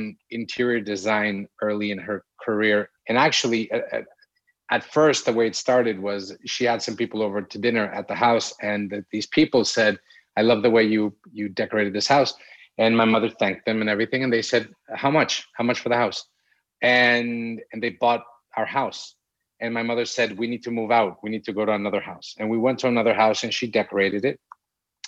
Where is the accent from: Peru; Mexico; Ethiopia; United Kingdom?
Mexico; Mexico City; now in Acapulco, Mexico; We're from Mexico City. We were born and raised in Mexico City